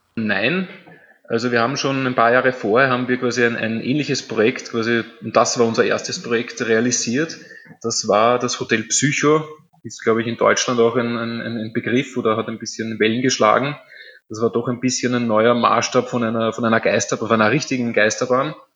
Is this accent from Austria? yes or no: yes; Vienna, Austria; meine Familie, meine Vorfahren, wir stammen aus dem Prater. Ich bin jetzt quasi in der sechsten Generation tätig.